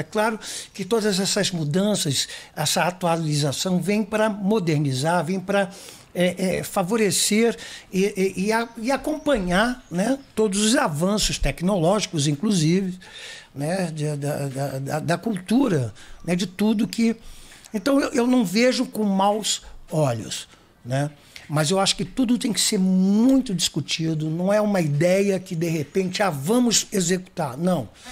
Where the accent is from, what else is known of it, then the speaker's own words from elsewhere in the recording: Rio de Janeiro, Brazil; de Cavalcante, onde eu nasci e me criei